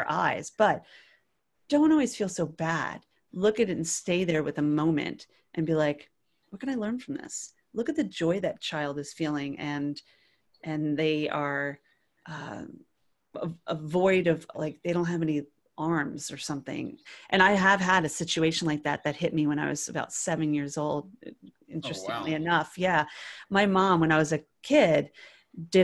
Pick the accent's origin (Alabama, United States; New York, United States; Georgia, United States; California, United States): New York, United States; New York area, United States; moved away; also born or lived in North Carolina; I'm from the New York area